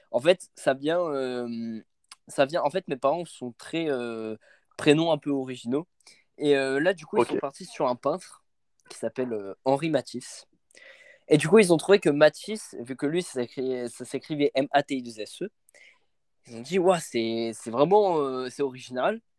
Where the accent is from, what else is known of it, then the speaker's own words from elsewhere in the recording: Hauts-de-France, France; Bah, à l'époque où je, enfin quand j'étais petit, j'habitais en Picardie. Donc ça devait être, ça devait être peut-être là, j'espère.